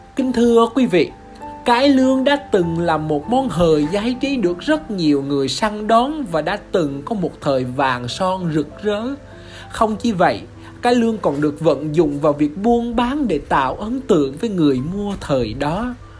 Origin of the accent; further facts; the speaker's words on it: Vinh Long, Vietnam; Tôi sinh ra tại Vĩnh Long, một tỉnh của miền Tây sông nước